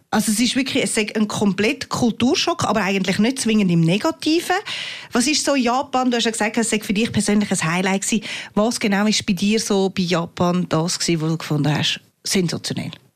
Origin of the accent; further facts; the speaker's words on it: Switzerland; bei uns in der Schweiz